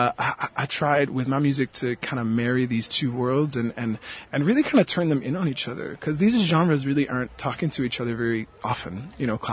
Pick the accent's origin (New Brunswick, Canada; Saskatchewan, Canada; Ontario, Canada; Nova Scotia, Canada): New Brunswick, Canada; now in Montreal, Canada; the place that I come from is known by some people as New Brunswick in Canada